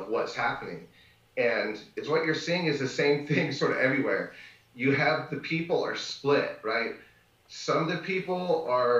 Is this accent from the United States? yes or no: yes; Northern California, United States; moved away as an adult; now in Nicaragua; I'm originally from Northern California, and I was raised out in the middle of the sticks of Northern California